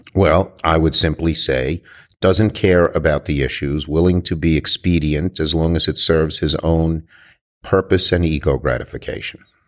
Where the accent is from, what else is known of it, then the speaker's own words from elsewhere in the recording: New York, United States; I'm a New Yorker